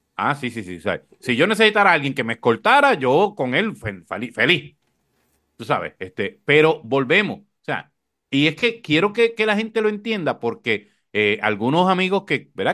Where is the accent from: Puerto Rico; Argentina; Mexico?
Puerto Rico; Corozal; yo recuerdo una primaria en mi pueblo en Corozal